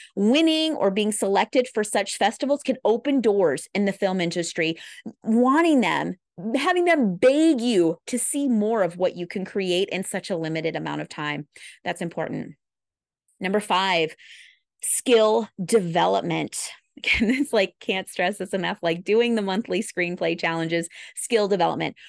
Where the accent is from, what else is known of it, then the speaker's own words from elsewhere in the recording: Midwest, United States; I'm a Midwesterner